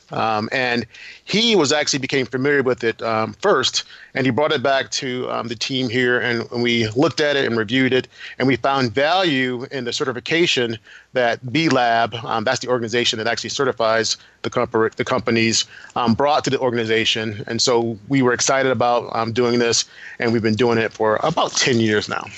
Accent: Grand Rapids, Michigan, United States; I'm from Grand Rapids

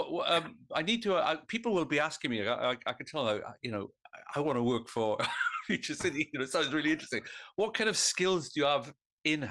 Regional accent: Pontypridd, Wales, United Kingdom; I'm from Pontypridd, which is a far more cultured origin.

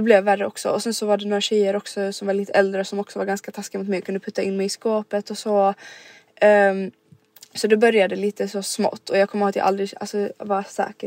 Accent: Rydebäck, Skåne, Sweden; also born or lived in Helsingborg; Så det började då i Rydebäck mm. där vi växte upp

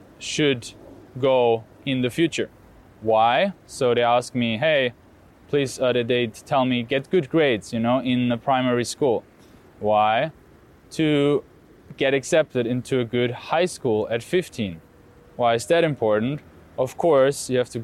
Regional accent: Austria; I grew up in Austria

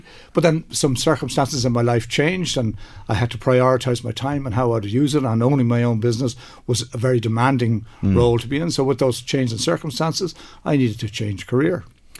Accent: Dublin, Leinster, Ireland; also born or lived in County Mayo / Navan; Well, I was born in Mayo, in County Mayo, and God knows, 1953. We moved to Dublin when I was 6 years of age, lived in the north side of the city, and schooled in Dublin in St. Vincent's at Glasnevin

